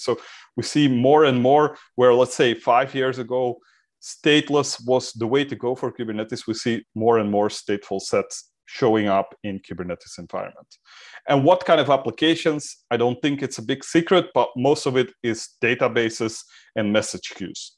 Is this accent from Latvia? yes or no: no; Belgium; I'm from Belgium